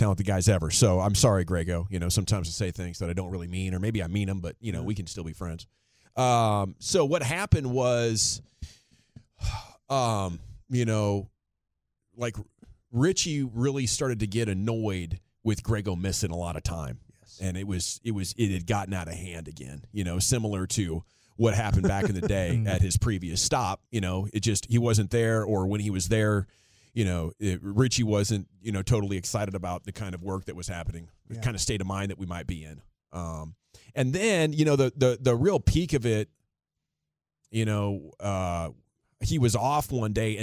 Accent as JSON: {"language": "English", "town": "Portland", "country": "United States", "moved": "yes", "said": "I'm from Portland"}